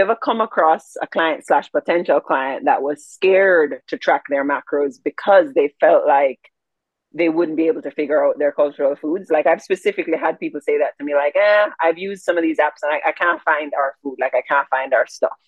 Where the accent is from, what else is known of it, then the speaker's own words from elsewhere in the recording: Jamaica; I'm Jamaican